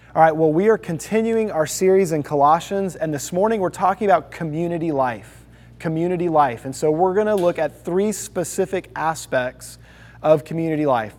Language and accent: English; Houston, Texas, United States; also born or lived in Toledo, Ohio; I was born in Toledo, Ohio, but before I was a year old, my dad got a job in the southwest side of Houston. And so we moved there